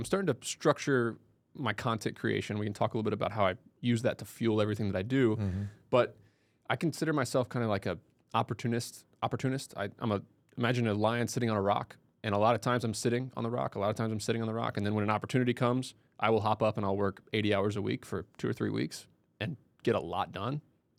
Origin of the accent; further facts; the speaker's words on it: Indiana, United States; also born or lived in Ithaca, New York; I grew up in Southern Indiana, went to school there.